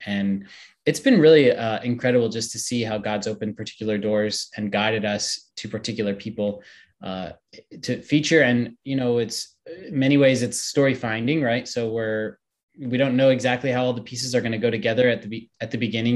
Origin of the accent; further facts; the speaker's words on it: Steubenville, Ohio, United States; I grew up in Steubenville in the shadow of the university.